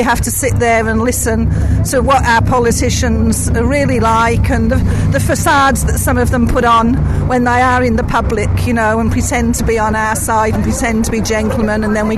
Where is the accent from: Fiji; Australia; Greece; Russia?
Australia; New South Wales; I'm from the Illawarra.